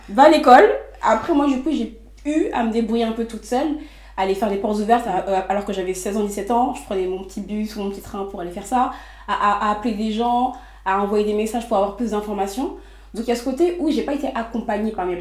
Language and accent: French; Les Mureaux, Île-de-France, France; j'ai grandi au Muro, donc dans les Yvelines